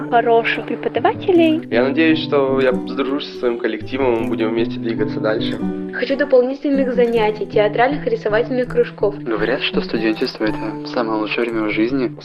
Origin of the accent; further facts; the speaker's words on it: Persianovsky, Rostov Oblast, Russia; Я из Ростовской области. С поселка Персиановского.